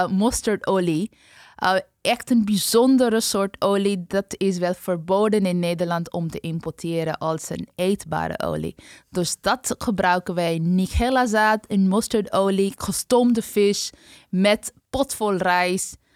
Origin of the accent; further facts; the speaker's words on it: West Bengal, India; now in Netherlands; Nee, ik ben van de hoogste kast. Ik kom uit Bengal, maar voor ons is onze groente.